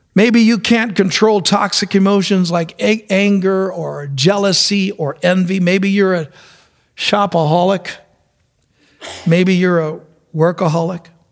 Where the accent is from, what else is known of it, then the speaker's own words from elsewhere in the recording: New York City, New York, United States; I was born in New York City. And my mom used to take us around the city